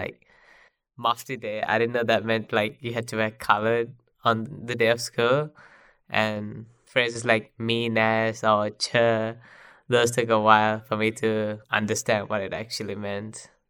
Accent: Sri Lanka; first language Sinhala; English is a second language; now in New Zealand; I'm from Sri Lanka, and my main language is Sinhalese.

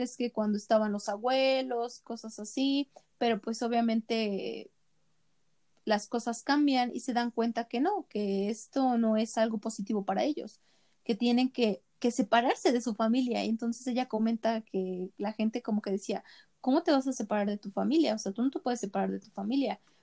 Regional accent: Mexico; nosotros ah, como mexicanos

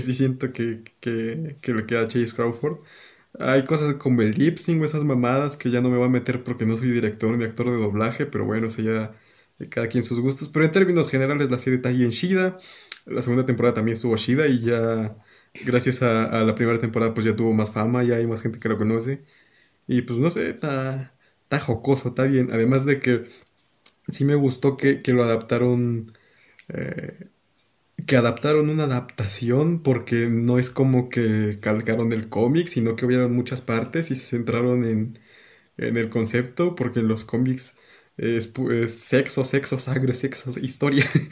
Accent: Peru; el mío, Perú

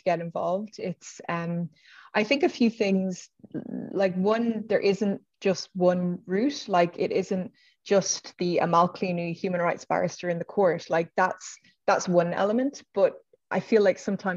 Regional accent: Dublin, Leinster, Ireland; I'm from Dublin

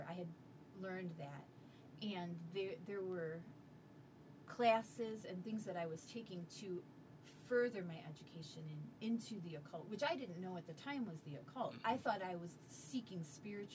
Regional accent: Cleveland, Ohio, United States; I was raised in Cleveland

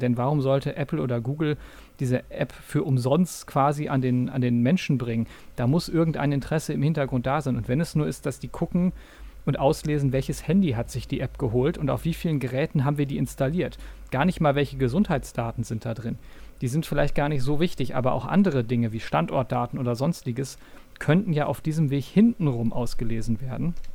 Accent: North Rhine-Westphalia, Germany; in diesem kleinen 15.000 Personen Örtchen, also wirklich kein, große, kein großer Ort in äh, Nordrhein-Westfalen in der Nähe von Münster, wo ich aufgewachsen bin

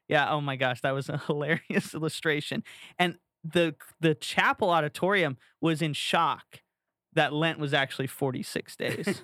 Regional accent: Florida, United States; growing up in Florida

